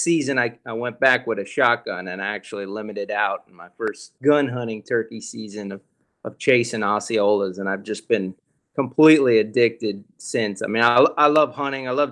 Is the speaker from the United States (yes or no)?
yes; South Florida, United States; I'm from South Florida